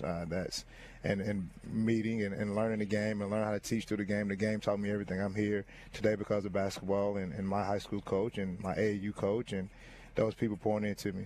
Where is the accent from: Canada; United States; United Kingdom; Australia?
United States; Gadsden, Northern Alabama; I'm from Northern Alabama, born and raised in Gaston